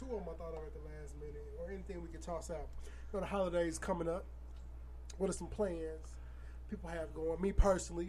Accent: Aurora, Illinois, United States; moved away; my hometown of Aurora, Illinois

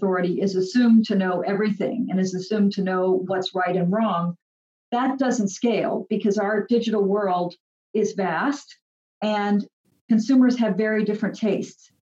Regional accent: United States; moved away as an adult; also born or lived in Europe; I'm American, but I've lived abroad for more than 10 years.

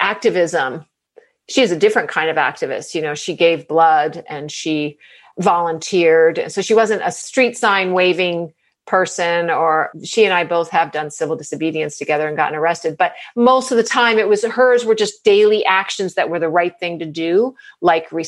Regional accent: New England, United States; also born or lived in New York City; I was born in New York City, but I spent my formative years in New England.

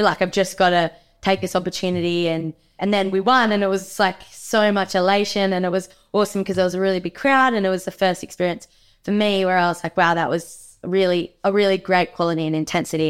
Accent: Margaret River, Western Australia, Australia; growing up in Margaret River

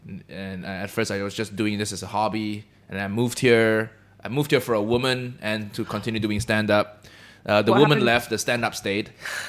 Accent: Malaysia; I'm Chinese Malaysian, right? So we grew up just saying "kanpei," which is a Chinese.

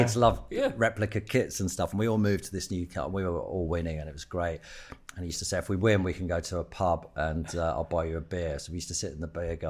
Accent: Hertfordshire, East of England, United Kingdom; also born or lived in London; I grew up in Hertfordshire, in like a little town out there.

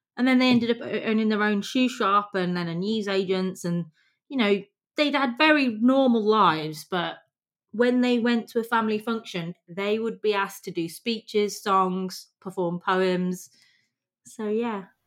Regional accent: England, United Kingdom; the privilege that we have growing up in England

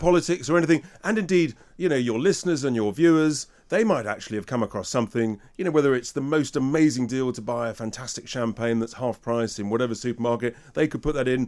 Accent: England, United Kingdom; I'm English

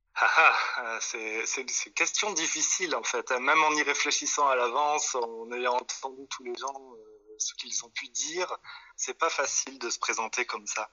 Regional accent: Toulouse, Occitania, France; now in Belgium; moi, d'abord, je viens de Toulouse, donc euh, on est quand même dans une région qui est assez chouette

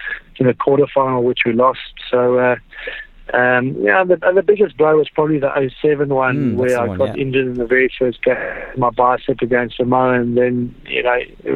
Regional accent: South Africa; growing up as a South African

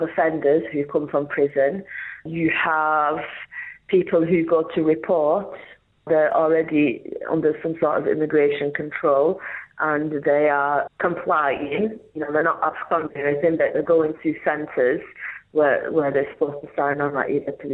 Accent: Rochdale, North West England, United Kingdom; I'm from Manchester, North Manchester, Rochdale

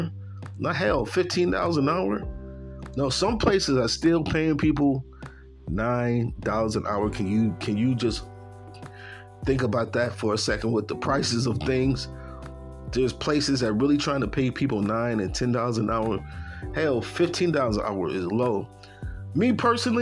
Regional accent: Buffalo, New York, United States; moved away as an adult; now in Tennessee, United States; I'm from Buffalo, New York

